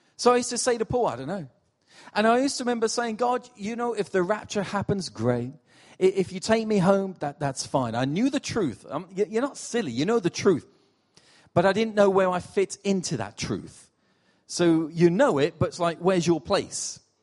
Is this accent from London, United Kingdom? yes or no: no; Portsmouth, South East England, United Kingdom; moved away as an adult; also born or lived in New York City; now in Rotherham, United Kingdom; I'm from Portsmouth originally. I'm, I'm not from up north.